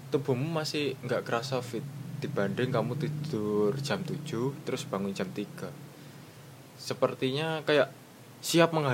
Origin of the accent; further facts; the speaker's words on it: Madiun, East Java, Indonesia; Misal saya kan dari Madiun.